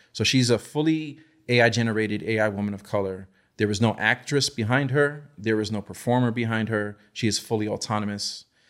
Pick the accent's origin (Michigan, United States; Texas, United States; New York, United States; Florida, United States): New York, United States; New York City; I grew up in the Lower East Side, New York City